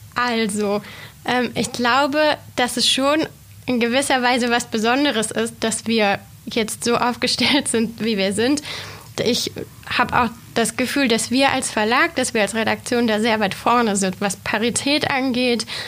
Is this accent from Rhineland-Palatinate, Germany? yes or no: no; Reutlingen, Baden-Württemberg, Germany; moved away as an adult; also born or lived in Tübingen / Göttingen; now in Braunschweig, Germany; Ich komme gebürtig gar nicht hier aus der Region, sondern ich bin Schwäbin. Ich komme ursprünglich aus Reutlingen